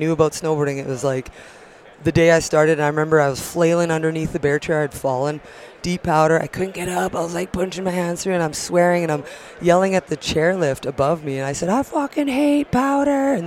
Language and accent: English; Steinbach, Manitoba, Canada; now in Fernie, Canada; I was born and raised in Manitoba